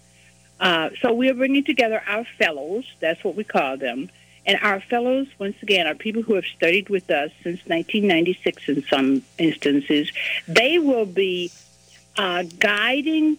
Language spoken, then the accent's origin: English; Mississippi Delta, United States; I was born in Mississippi in the Delta in 1943